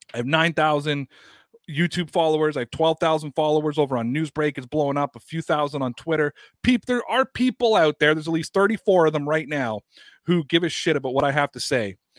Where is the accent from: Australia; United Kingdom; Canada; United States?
Canada; I cut my teeth as a Canadian.